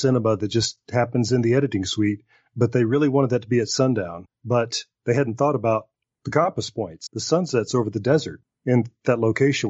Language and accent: English; Alabama, United States; I'm from Alabama.